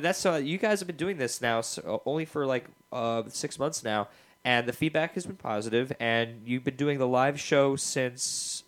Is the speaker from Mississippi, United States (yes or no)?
no; Woodstock, New York, United States; I grew up in Woodstock, New York, and a peaceful town